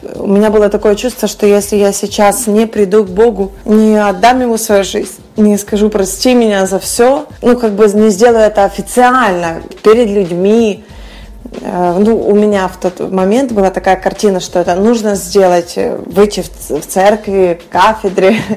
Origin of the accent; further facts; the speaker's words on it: Western Ukraine, Ukraine; moved away as an adult; also born or lived in Kyiv; now in Miami, United States; Я выросла на Западной Украине, где о Боге знает практически каждый